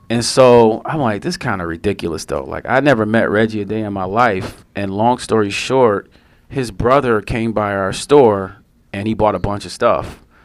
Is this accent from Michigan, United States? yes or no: yes; Detroit, Michigan, United States; I'm from Detroit